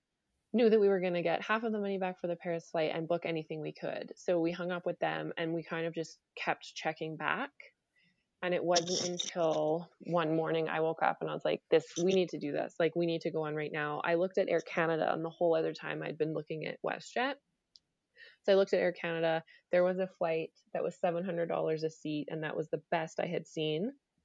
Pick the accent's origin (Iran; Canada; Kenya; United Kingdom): United Kingdom; England; born there; just because I was born in England. So I had been there before.